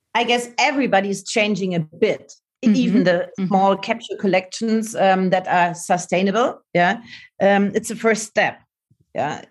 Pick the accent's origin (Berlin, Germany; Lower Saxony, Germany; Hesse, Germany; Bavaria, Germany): Bavaria, Germany; Munich; in Munich because this is my hometown